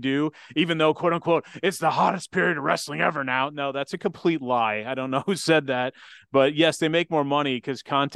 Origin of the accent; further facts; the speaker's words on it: Kansas City, Missouri, United States; moved away as an adult; I was a kid from Kansas City